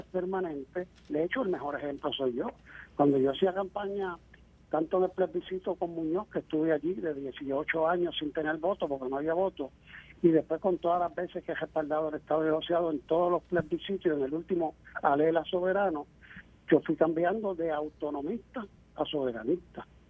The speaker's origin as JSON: {"language": "Spanish", "town": "Cabo Rojo", "country": "Puerto Rico", "tie": "born or raised there", "also_born_or_lived": "Mayagüez", "said": "soy cabojoeño mayagüezano, porque nací en Cabo Rojo, pero mi niñez y mi adolescencia la pasé entre los dos pueblos"}